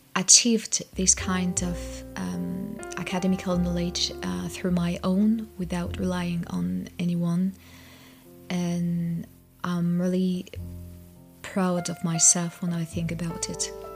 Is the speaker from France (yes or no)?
yes; France; I'm from France. I was born and raised uh, in France